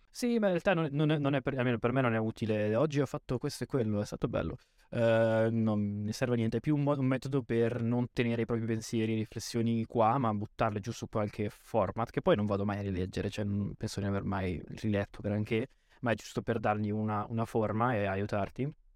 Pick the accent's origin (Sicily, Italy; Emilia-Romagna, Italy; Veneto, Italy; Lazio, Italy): Veneto, Italy; Lazise; io vengo da un paesino in provincia di Verona, sul lago di Garda